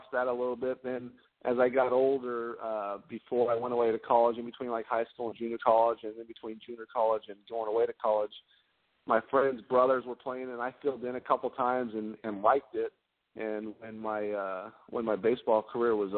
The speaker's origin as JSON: {"language": "English", "town": "San Jose", "region": "California", "country": "United States", "tie": "born or raised there", "also_born_or_lived": "Idaho", "said": "I grew up in California, and in Northern California, around the San Jose area"}